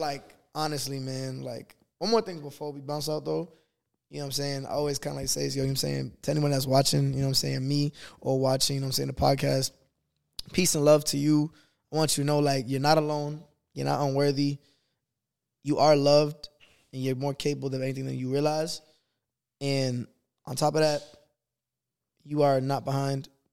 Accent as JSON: {"language": "English", "town": "Boston", "region": "Massachusetts", "country": "United States", "moved": "yes", "said": "I'm from Boston."}